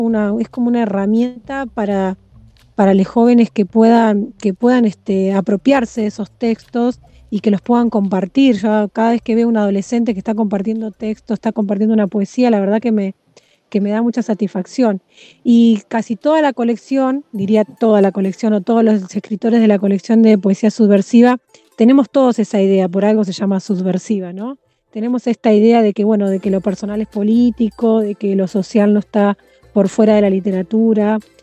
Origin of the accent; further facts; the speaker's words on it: Mar del Plata, Buenos Aires Province, Argentina; also born or lived in Santa Clara del Mar; Nací en Mar del Plata, pero hace 16 años que vivo en Santa Clara del Mar